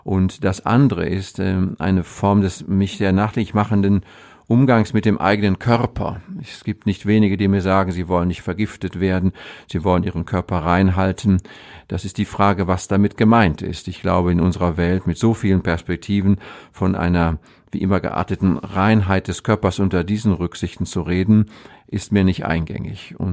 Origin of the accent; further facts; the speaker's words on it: North Rhine-Westphalia, Germany; Das ist ein, ein Grenzgebiet gemogelt, zwischen ja. dem Münsterland und dem Ruhrgebiet und ich selber bin genau auf der Grenze. Ich komme von einem Bauernhof groß geworden.